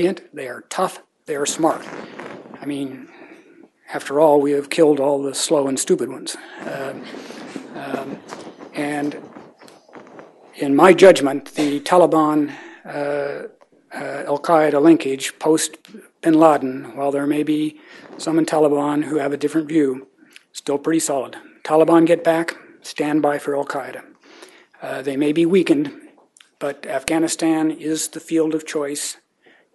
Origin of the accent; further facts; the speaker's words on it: United States; as an American